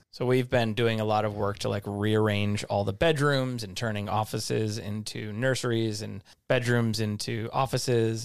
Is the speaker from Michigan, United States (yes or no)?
yes; Livonia, Michigan, United States; now in California, United States; my hometown, Livonia, is full of Michigan lefts, especially right by my house